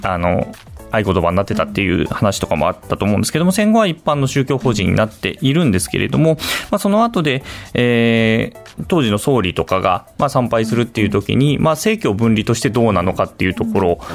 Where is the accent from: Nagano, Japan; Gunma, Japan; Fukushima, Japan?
Fukushima, Japan; Aizu; 私は会津出身